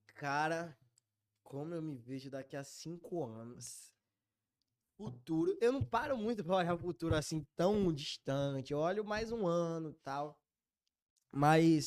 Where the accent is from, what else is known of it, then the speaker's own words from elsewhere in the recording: Bahia, Brazil; accent: Bahian; sou baiano